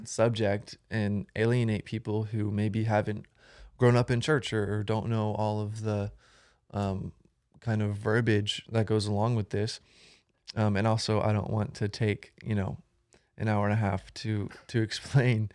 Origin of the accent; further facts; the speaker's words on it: Florida, United States; now in Fort Worth, United States; I'm originally from Florida. I moved to Texas about five years ago. I live in Fort Worth